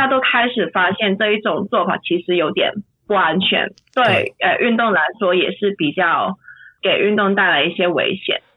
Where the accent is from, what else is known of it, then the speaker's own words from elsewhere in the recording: Hong Kong; moved away as an adult; now in Germany; 我现在在，呃，德国念博士，然后我在香港，我是土生土长的香港人，然后我在香港是一个治安的，跟政治的活跃分子